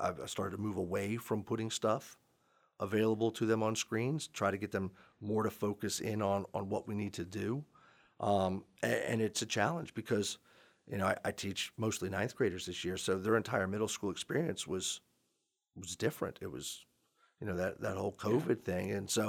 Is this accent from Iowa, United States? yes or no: no; Gaithersburg, Maryland, United States; I grew up in Gaithersburg. My dad worked in a law firm down in D.C.